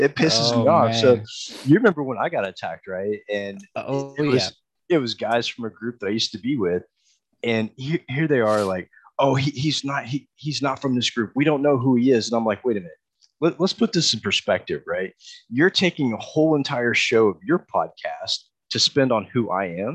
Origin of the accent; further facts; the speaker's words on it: Texas, United States; I'm from Texas too. We call it frijoles. I'm from Texas.